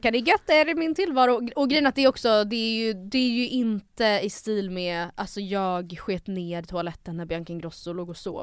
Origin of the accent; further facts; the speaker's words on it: Stockholm, Stockholm County, Sweden; jag är född i Stockholm